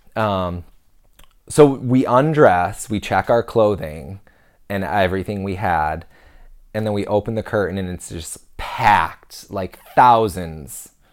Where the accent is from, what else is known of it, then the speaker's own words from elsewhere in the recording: United States; we're American